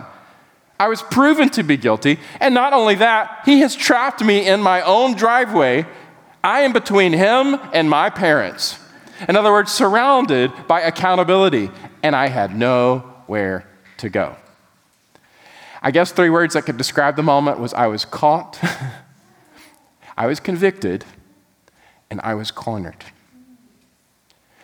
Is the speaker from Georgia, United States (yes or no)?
yes; Bolingbroke, Georgia, United States; 16 years old and I lived in a small little suburb of Macon. If Macon were a big enough city, this would be a suburb. It was called Bolingbrook, Georgia. Georgia being my home state.